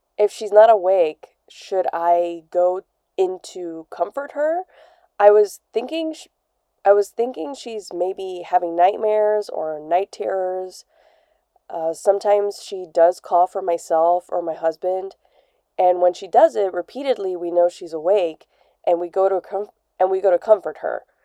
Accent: Beirut, Beirut Governorate, Lebanon; I'm from Beirut, Lebanon.

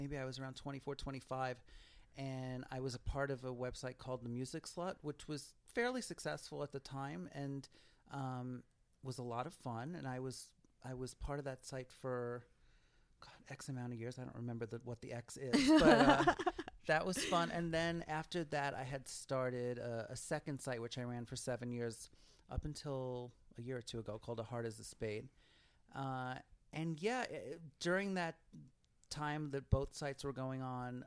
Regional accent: New York City, New York, United States; I grew up in Brooklyn

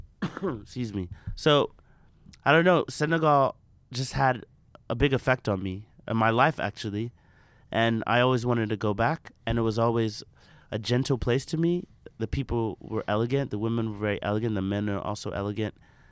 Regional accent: Nigeria; I'm Nigerian.

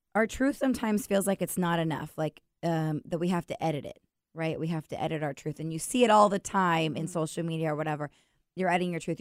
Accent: Washington, United States; I'm from Washington. I'm a branch manager

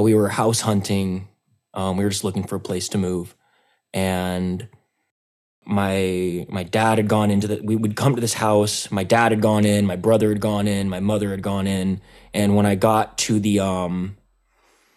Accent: Los Angeles, California, United States; I'm also from the Los Angeles area

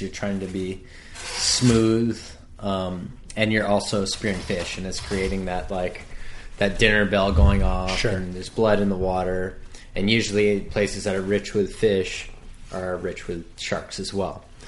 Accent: North Shore, Hawaii, United States; born and raised on the North Shore

